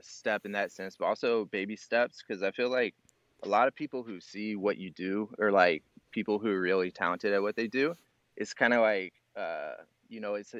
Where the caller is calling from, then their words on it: Illinois, United States; From Illinois, about 2 hours south of Chicago.